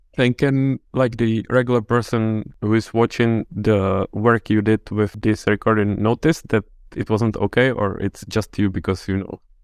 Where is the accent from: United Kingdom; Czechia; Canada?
Czechia; moved away; I'm from the Czech Republic